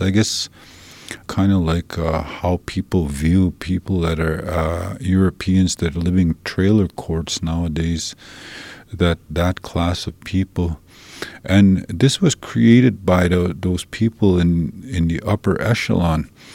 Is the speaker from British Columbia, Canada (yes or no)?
no; Saddle Lake, Alberta, Canada; also born or lived in St. Paul, Alberta; now in Edmonton, Canada; I come from uh, I come from Saddle Lake